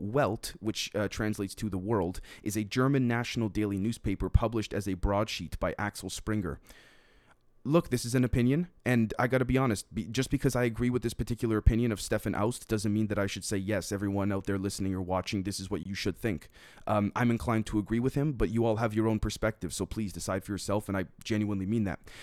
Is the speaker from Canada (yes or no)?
yes; Canada; As a Canadian